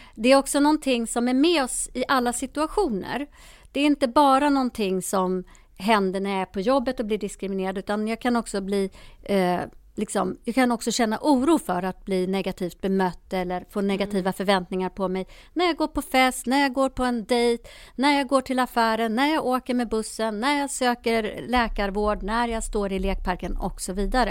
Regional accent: Sweden; also born or lived in Ethiopia; Jag är själv adopterad från Etiopien och kom hit som bebis 1971

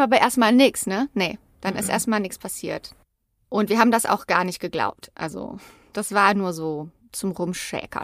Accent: Übach-Palenberg, North Rhine-Westphalia, Germany; Wir sind in Übach-Palenberg aufgewachsen, BT-Dubs, also Übach-Palenberg in der Nähe von Aachen

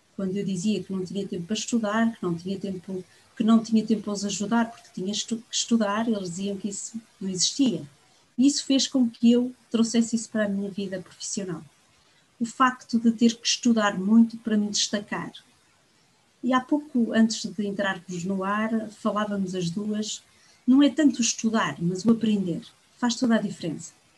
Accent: Viana do Castelo, Norte, Portugal; moved away as an adult; now in Angola; Nasci no Minho, por isso sou minhota de berço, mas acima de tudo sou angolana de coração.

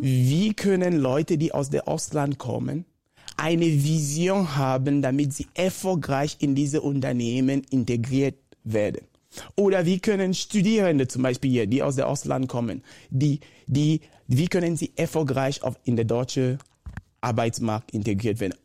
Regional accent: Cameroon; first language Bakossi; German is a second language; moved away as an adult; Ich ich komme ursprünglich aus Kamerun. Bin in einer normalen Familie groß gewachsen

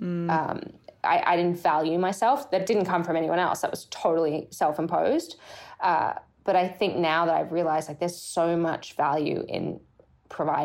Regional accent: Brisbane, Queensland, Australia; moved away as an adult; now in United States; growing up in Australia, you know, I'm from Brisbane, Australia

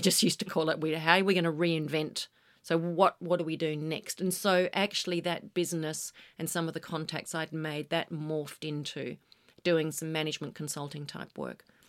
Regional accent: Western Australia, Australia; moved away; being an Aussie kid

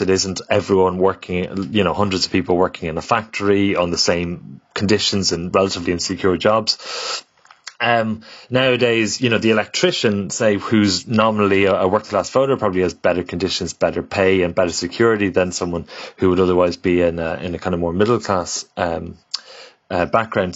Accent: Ireland; as Irish people, we've always, uh, emigrated

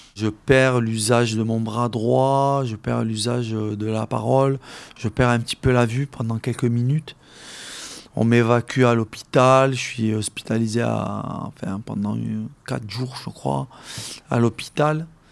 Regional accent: Algeria; now in France; mes camarades de classe euh, avec qui j'ai grandi en Algérie

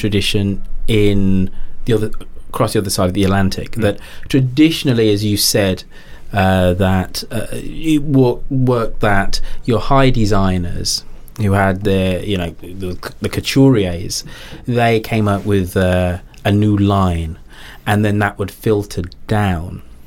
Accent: England, United Kingdom; us as, as English people

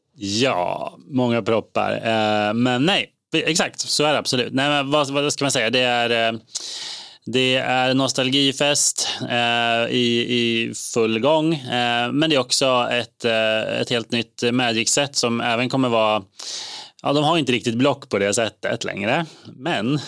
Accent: Eskilstuna, Södermanland, Sweden; moved away; jag var hemma i Eskilstuna

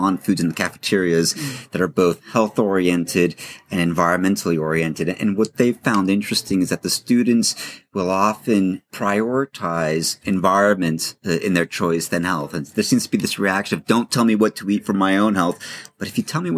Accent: Los Angeles, California, United States; I grew up in Los Angeles

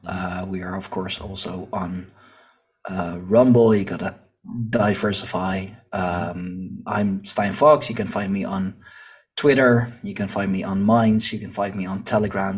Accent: Leiden, South Holland, Netherlands; here in my, uh, in my hometown, um, our university, um, like they, they have a, a big history department, big history study, and we have the Museum of uh, Naturalis here

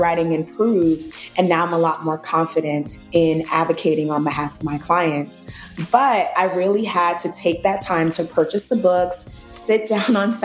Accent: New York City, New York, United States; I grew up in the projects of Brooklyn, New York.

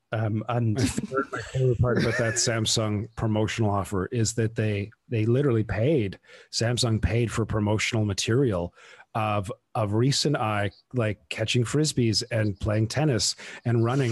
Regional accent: United Kingdom; moved away as an adult; now in Canada; I'm from the UK

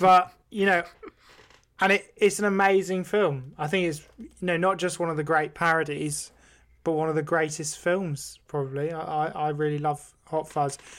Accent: Devon, South West England, United Kingdom; growing up in rural Devon, or just growing up in Devon and the West Country

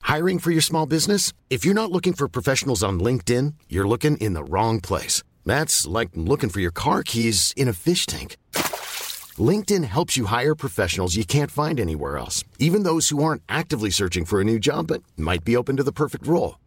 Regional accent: Sweden; vi som svenskar

